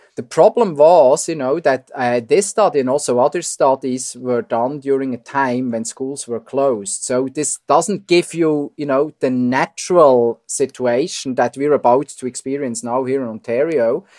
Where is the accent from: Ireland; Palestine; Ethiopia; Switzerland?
Switzerland; accent: Swiss; moved away as an adult; now in Toronto, Canada; I'm Swiss, as you hear from my accent